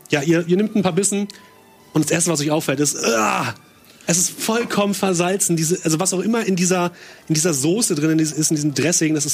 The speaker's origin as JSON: {"language": "German", "country": "United Kingdom", "second_language": "German", "said": "Ich meine, ich ja. bin Brite"}